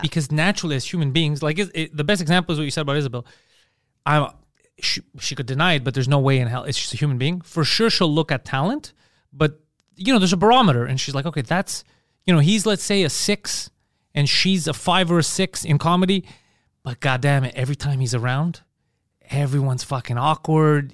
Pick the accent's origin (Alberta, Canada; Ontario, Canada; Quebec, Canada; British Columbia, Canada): Quebec, Canada; Montreal; we're from Park X